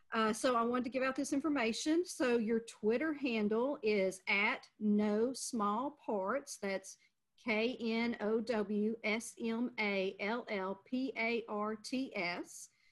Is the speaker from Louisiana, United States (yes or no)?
yes; Louisiana, United States; moved away; Louisiana is my home state